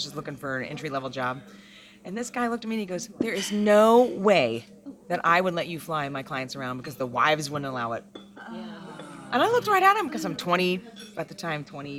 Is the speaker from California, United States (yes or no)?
yes; Berkeley, California, United States; I'm from Berkeley.